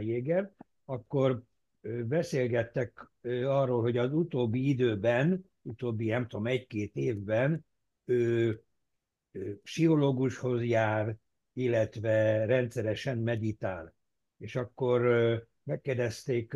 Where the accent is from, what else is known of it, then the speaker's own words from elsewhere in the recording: Germany; németként én